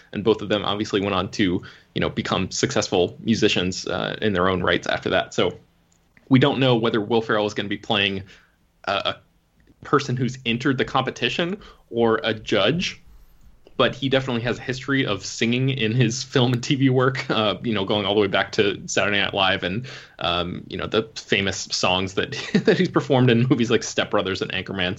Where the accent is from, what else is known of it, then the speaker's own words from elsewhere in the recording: United States; I'm an American